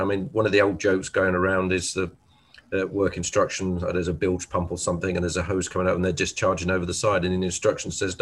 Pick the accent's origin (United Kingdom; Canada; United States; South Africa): United Kingdom; England; I'm English